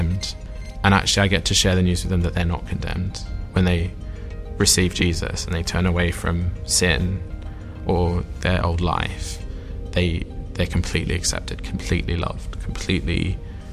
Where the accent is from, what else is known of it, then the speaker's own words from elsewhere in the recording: Sydney, New South Wales, Australia; moved away as an adult; now in Oxford, United Kingdom; I am from Sydney, Australia originally. I was brought up there and then moved over here